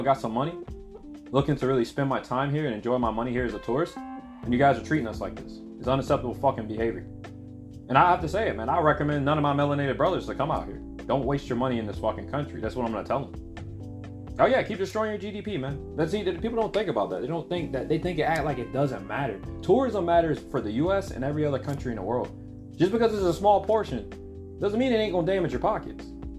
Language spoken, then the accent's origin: English; United States; moved away as an adult; now in Japan; I'm American.